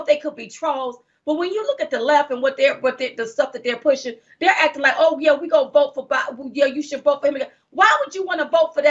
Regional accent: United States; I'm an American.

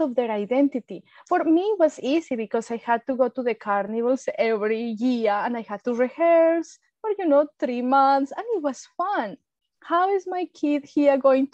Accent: Colombia; English is a second language; moved away as an adult; now in Australia; I am from Colombia, South America, and I've been in Australia over 16 years. I came as an international student with no English

